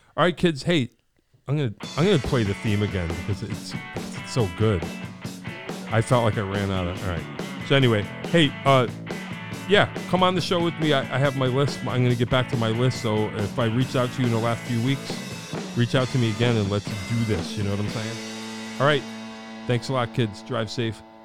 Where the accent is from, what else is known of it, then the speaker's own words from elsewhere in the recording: Wallingford, Connecticut, United States; when I was a kid growing up in Wallingford